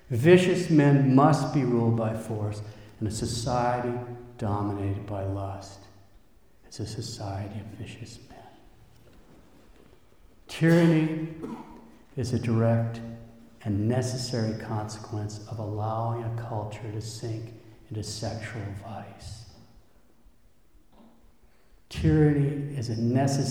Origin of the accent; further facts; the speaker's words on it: United States; we as an American people